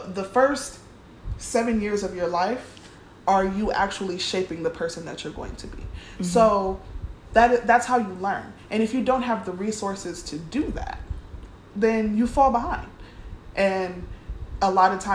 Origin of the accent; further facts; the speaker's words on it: Cleveland, Ohio, United States; I grew up in Cleveland, Ohio